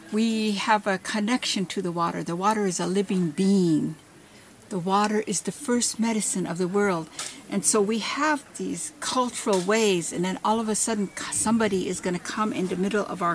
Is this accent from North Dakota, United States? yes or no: yes; Cannonball River, North Dakota, United States; I am an enrolled member of the Standing Rock Sioux Tribe. I am Ihungtua, Pabiska, and Sisitan Dakota. I am Hunkpapa, Sihasapa, and Oguala Lakota. And I am from the Cannonball River